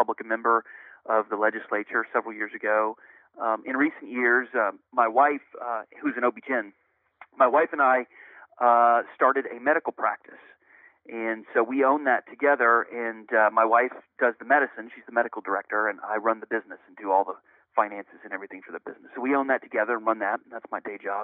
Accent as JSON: {"language": "English", "town": "Galveston", "region": "Texas", "country": "United States", "tie": "born or raised there", "also_born_or_lived": "South Carolina / Washington, D.C.", "said": "I grew up in Galveston"}